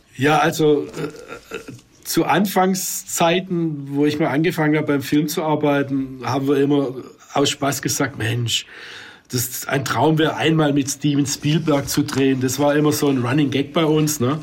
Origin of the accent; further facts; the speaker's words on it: Swabia, Germany; als Schwab